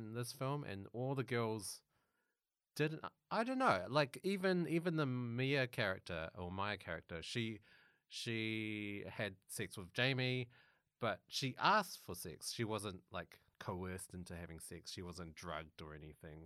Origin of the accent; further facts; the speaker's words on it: New Zealand; now in Melbourne, Australia; I'm originally a Kiwi